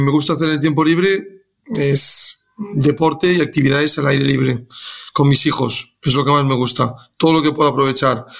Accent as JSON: {"language": "Spanish", "region": "Galicia", "country": "Spain", "moved": "yes", "said": "soy gallego"}